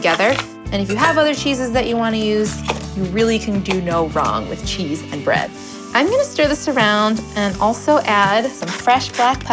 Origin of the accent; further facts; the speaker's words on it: Chicago, Illinois, United States; moved away as an adult; also born or lived in New York; now in North Dakota-Minnesota border, United States; Pizza Friday is a tradition that I grew up with in Chicago